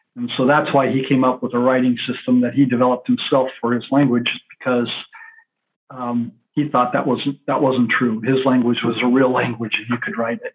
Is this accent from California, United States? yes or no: no; Central Oregon, United States; I grew up in Central Oregon, a big part of my life in Central Oregon